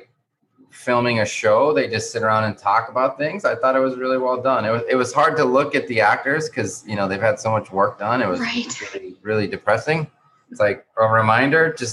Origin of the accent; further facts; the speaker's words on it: New Mexico, United States; now in Miami, United States; Like I'm from New Mexico, right?